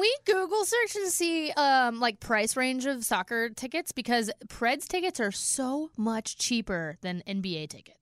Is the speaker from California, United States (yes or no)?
yes; California, United States; now in Nashville, United States; I'm from California